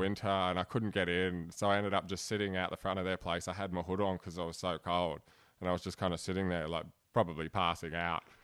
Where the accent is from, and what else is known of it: Blacktown, New South Wales, Australia; born or raised there; accent: broad Australian; also born or lived in Cologne, Germany